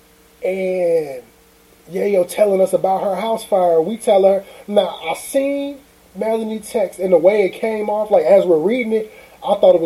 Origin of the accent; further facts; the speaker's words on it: Aurora, United States; now in East St. Louis, United States; I'm from Aurora.